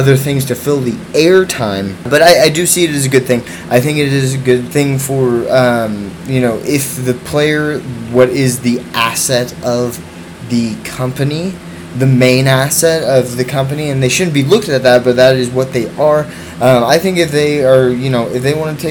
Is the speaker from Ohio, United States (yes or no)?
no; Houston, Texas, United States; My hometown of Houston, Texas